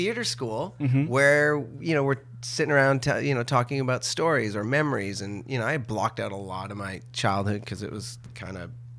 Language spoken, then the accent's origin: English; Ottawa, Ontario, Canada; born there; also born or lived in Tweed / Peterborough / Trenton / Sudbury; I was born in Ottawa, and then we moved to Tweed, then we moved to Peterborough, then we moved to Trenton, and then my two brothers showed up, and then from there we went to Sudbury, to Sault Ste. Marie after that, then back to Ottawa.